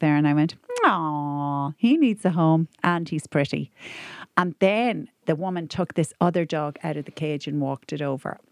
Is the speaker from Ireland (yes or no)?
yes; Ireland; I'm so Irish